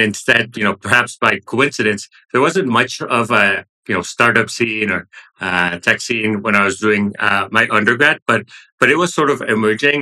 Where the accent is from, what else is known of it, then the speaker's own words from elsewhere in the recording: Monterrey, Nuevo León, Mexico; I grew up in Monterrey, the city in northern Mexico, close to the Texas border